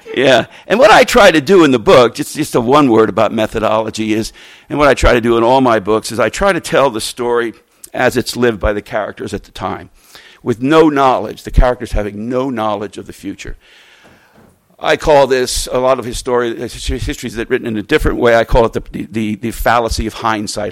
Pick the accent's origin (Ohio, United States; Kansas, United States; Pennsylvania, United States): Pennsylvania, United States; Reading; Reading's my hometown, a real railroad town